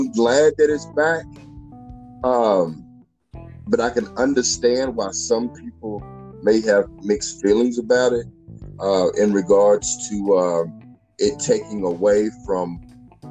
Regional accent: Louisville, Kentucky, United States; my hometown, your hometown too, Louisville, Kentucky

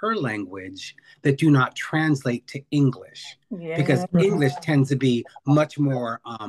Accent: California, United States; No, actually I'm from California.

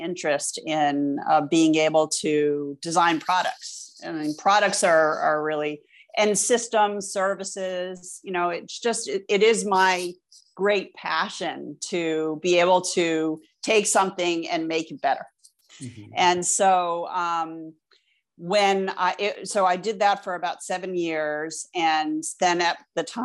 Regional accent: United States; also born or lived in Vermont; I grew up right outside of New York City.

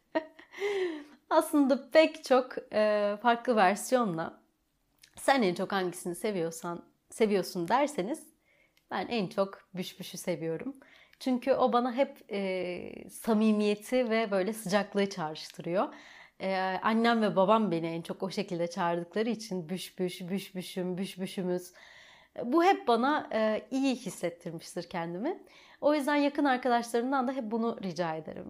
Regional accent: Trabzon, Turkey; first language Turkish; also born or lived in Rize / Çamlıhemşin; okul dönemim tamamıyla Trabzon'da başlıyor

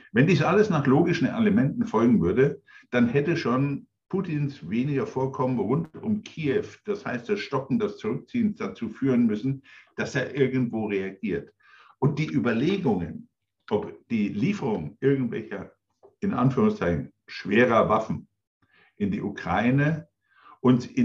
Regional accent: Coburg, Bavaria, Germany; ich bin inzwischen 63 Jahre alt, ich bin an der innerdeutschen Grenze aufgewachsen in Coburg.

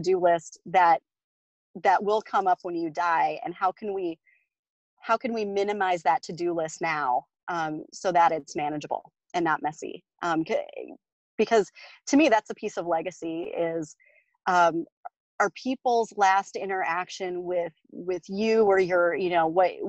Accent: South Dakota, United States; I grew up in South Dakota

